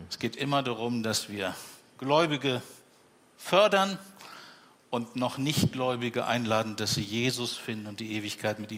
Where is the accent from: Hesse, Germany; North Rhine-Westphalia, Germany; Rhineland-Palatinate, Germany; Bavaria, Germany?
Bavaria, Germany; born there; also born or lived in Siegen / Minden / Leverkusen / Hannover; now in Bremen, Germany; Bremen ist mein 13. Lebensort. Geboren in Franken, also in Bayern, und dann waren die Stationen